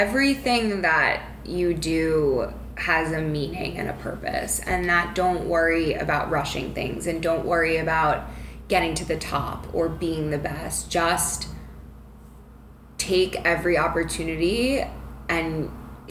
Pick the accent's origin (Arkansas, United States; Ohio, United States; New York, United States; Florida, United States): New York, United States; Long Island; also born or lived in Manhattan; I've lived in Manhattan ever since I graduated college in 2015, but I'm from New York, from Long Island